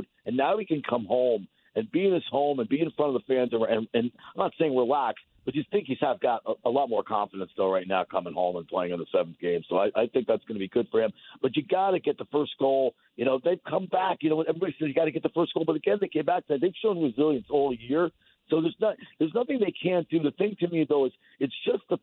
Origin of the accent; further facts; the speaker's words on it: Port Chester, New York, United States; now in Massachusetts, United States; I grew up in Portchester, New York